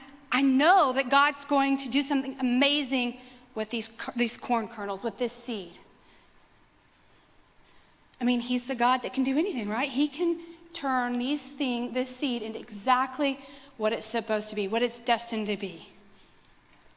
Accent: West Texas, United States; I grew up in West Texas where we prayed water down for all the crops all the time

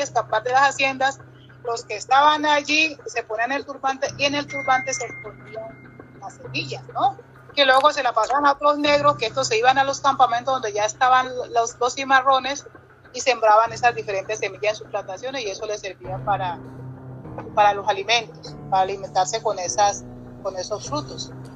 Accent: Barbacoas, Nariño, Colombia; hay una comida muy, muy tradicional de mi pueblo que es el fusandao

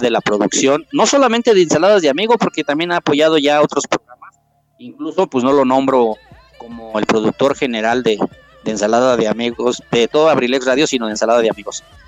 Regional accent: Mexico City, Mexico; also born or lived in Oaxaca / Los Reyes La Paz, State of Mexico; Yo soy originario de, de Oaxaca. Yo ya me crié en la Ciudad de México no soy chilango

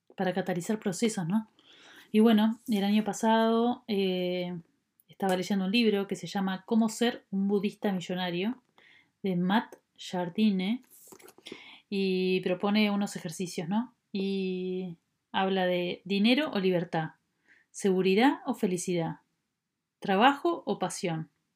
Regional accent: Uruguay; nacida en Uruguay.

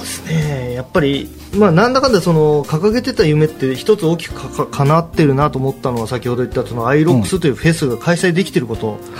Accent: Gunma, Japan; 僕ら群馬で育って群馬で、うんうん、えー、結成したバンド

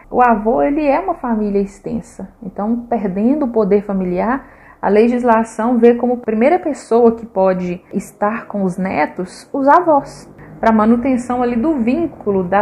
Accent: Minas Gerais, Brazil; Ai, padre, sendo bem mineiro, né?

